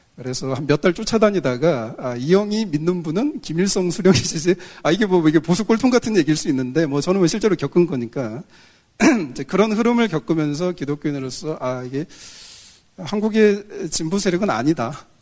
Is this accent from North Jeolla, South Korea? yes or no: yes; Jeonju, North Jeolla, South Korea; 저는 사실 그 전라도 출신이에요. 제 아내도 전라도고